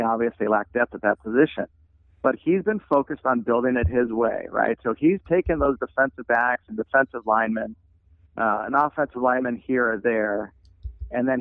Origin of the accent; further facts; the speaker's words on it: Pleasanton, California, United States; I'm gonna stay in my hometown of Pleasanton